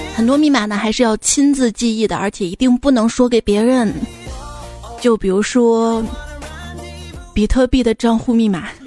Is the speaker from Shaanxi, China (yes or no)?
yes; Xi'an, Shaanxi, China; moved away; 我的家乡西安